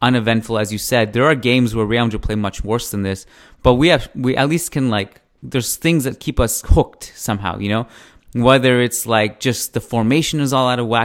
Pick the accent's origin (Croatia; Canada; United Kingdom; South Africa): Canada; as a Canadian